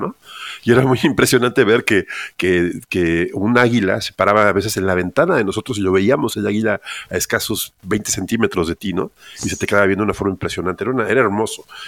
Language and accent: Spanish; Mexico City, Mexico; yo soy originario de Ciudad de México